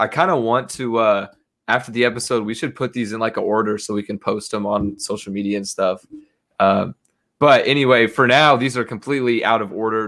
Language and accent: English; United States; I'm an American